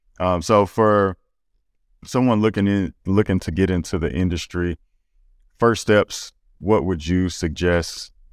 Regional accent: Gainesville, Louisiana, United States; I'm from Gainesville, Louisiana, and I'm pretty sure we don't have that out there.

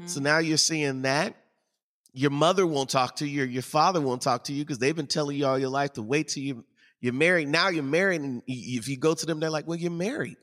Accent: St. Louis, Missouri, United States; I grew up in Saint Louis

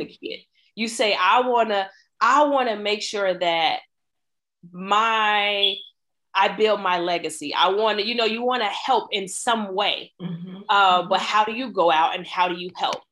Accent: Chicago, Illinois, United States; I grew up in Chicago

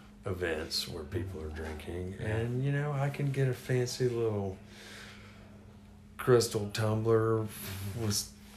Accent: the South, United States; since it's New Year's Day and I'm a Southerner

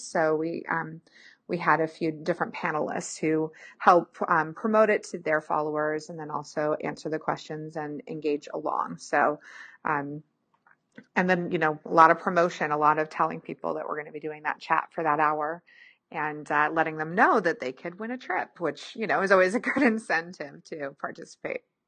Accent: Pacific Northwest, United States; I'm from the Pacific Northwest, but I grew up with snow too

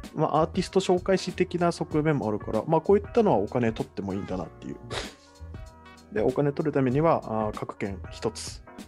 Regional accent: Kagoshima, Japan; 僕の地元の鹿児島県内

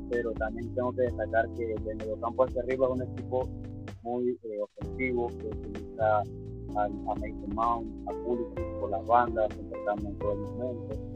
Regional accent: Panama; soy de Panamá.

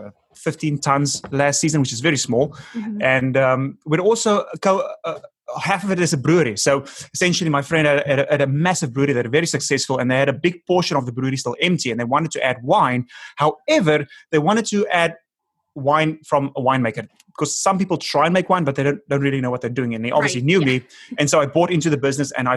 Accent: South Africa; first language Afrikaans; English is a second language; moved away as an adult; now in Los Angeles, United States; I'm from South Africa

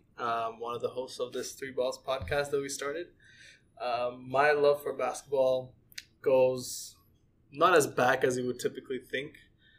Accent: Bangladesh; now in Toronto, Canada; back home, back in my home country from Bangladesh.

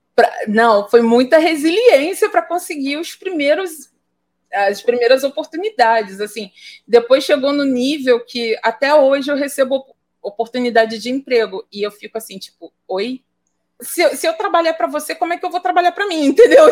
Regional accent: Baixada Fluminense, Rio de Janeiro, Brazil; eu sou fruto do da Baixada Fluminense nos anos 90, cara, nos anos 80, na verdade.

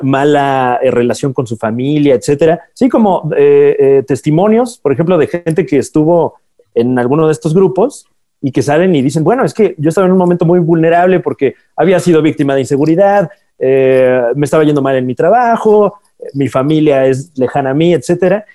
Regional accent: State of Mexico, Mexico; toda la vida de allá del Estado de México, de donde soy

